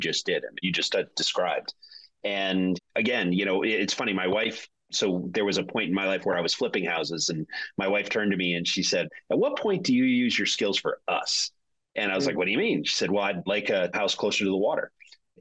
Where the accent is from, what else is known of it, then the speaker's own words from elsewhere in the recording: Connecticut, United States; I'm from Connecticut, so I don't have that New England accent